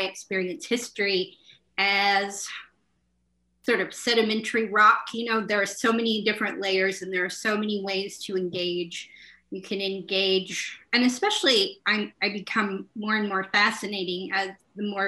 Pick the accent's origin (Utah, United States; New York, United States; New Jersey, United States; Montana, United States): Montana, United States; also born or lived in Oklahoma / Portland; I was born in Oklahoma, and I moved here to the Gallatin Valley of Montana when I was 11 years old